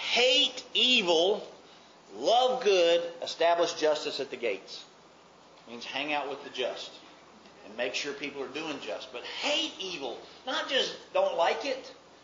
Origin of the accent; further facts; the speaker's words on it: Mobile, Alabama, United States; In my dictionary, growing up in Mobile, that word was four-letter red.